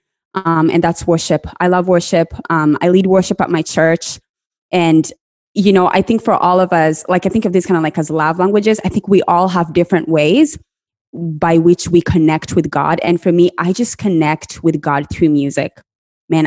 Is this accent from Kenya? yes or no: yes; Kenya; I grew up in Kenya, and when I was growing up, the prosperity gospel was the in thing